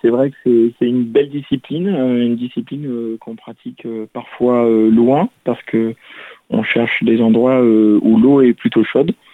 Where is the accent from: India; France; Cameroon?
France; Toulouse, Occitania; j'ai cherché un club euh, euh, sur Toulouse, parce que je suis toulousain